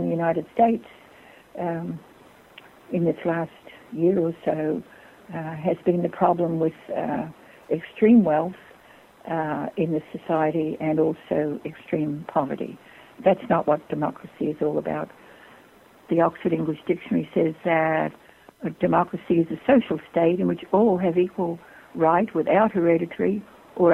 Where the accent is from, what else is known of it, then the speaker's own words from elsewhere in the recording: Australia; moved away as an adult; I was born in Australia